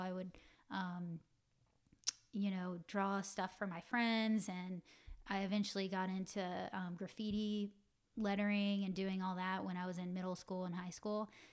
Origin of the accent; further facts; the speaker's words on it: Roswell, Georgia, United States; moved away as an adult; now in Los Angeles, United States; I'm from Atlanta, Georgia. Um, in particular, a little suburb town called Roswell. And, um, yeah, just your typical, um, you know, family growing up in the South